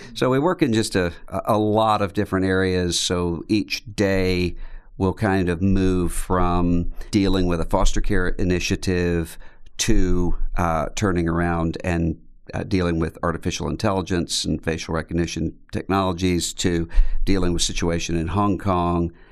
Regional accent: Biloxi, Mississippi, United States; I grew up in Biloxi, Mississippi, which is right on the coastline, Mississippi, just out from New Orleans.

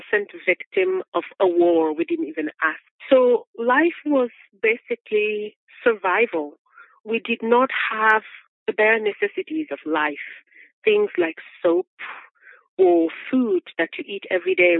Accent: Republic of the Congo; moved away as an adult; now in United States; I am from the Republic of Congo that was colonized by French

